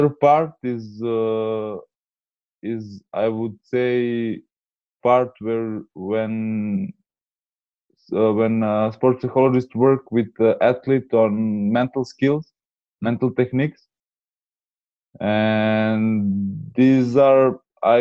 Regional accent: Serbia; I'm from Serbia

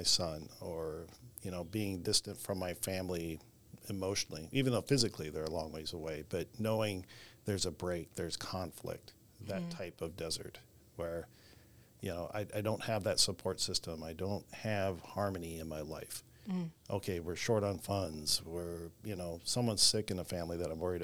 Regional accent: Wisconsin, United States; now in Austin, United States; growing up in Wisconsin

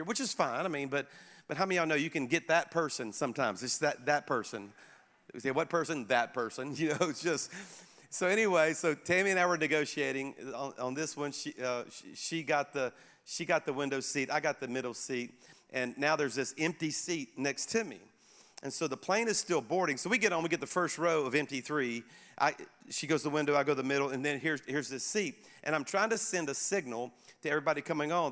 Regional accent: Baton Rouge, Louisiana, United States; now in Birmingham, United States; I was back in my hometown of Baton Rouge, Louisiana, to speak at my home church

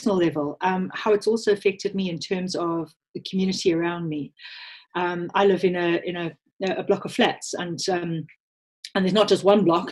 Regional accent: South Africa; accent: South African; moved away; You can probably hear from my accent that I'm South African born, although I am a British citizen through my parents

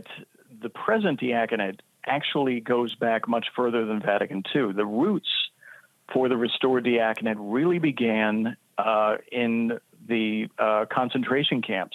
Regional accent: D.C., Maryland outside of Washington, United States; now in Brooklyn, United States; I grew up in Maryland outside of Washington, D.C.

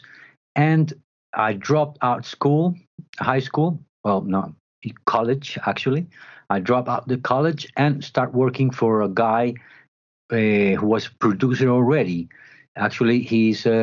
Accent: Medellin, Antioquia, Colombia; English is a second language; I grew up in Medellin

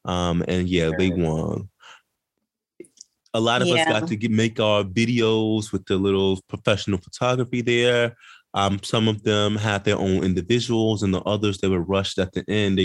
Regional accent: Midwest, United States; I'm from the Midwest

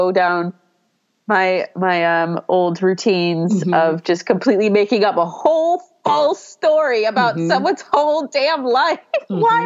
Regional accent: New York, United States; growing up in New York

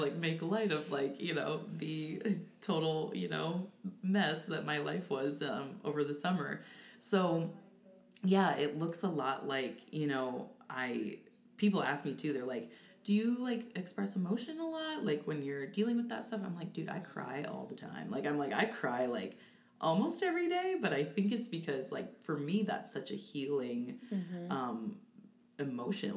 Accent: DeWitt, Iowa, United States; I'm from DeWitt, Iowa, so a DeWitt native, and I moved back home

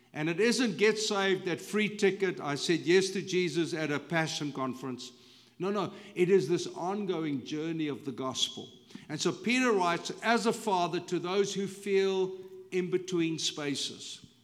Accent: South Africa; moved away as an adult; now in United States; when I go back to South Africa, it's familiar, but it's not really home anymore

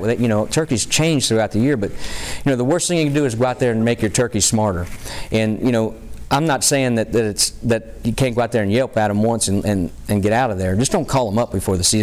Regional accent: Pennsylvania, United States; my home state, you know, the folks from Pennsylvania

